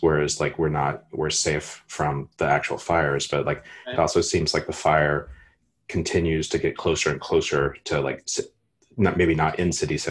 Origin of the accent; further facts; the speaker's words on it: Texas, United States; moved away; I'm originally from Texas.